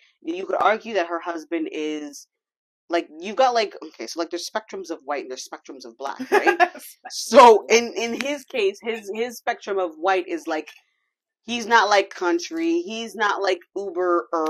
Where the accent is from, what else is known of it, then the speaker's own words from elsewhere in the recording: Brampton, Ontario, Canada; accent: Toronto slang; we grew up in Brampton